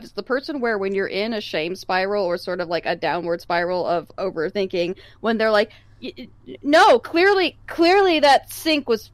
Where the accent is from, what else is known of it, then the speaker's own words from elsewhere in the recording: California, United States; I grew up in California, and in California, you don't talk to your neighbors.